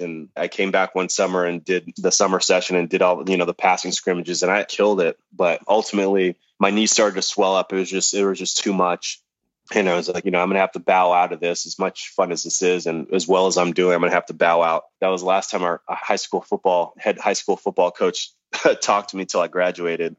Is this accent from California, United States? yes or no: yes; Los Angeles, California, United States; also born or lived in Hollywood; I was born in Hollywood, but I grew up in the San Fernando Valley.